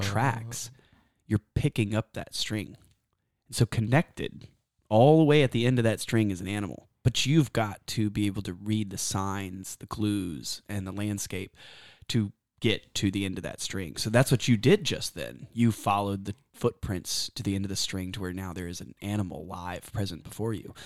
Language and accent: English; Texas, United States; I'm from Texas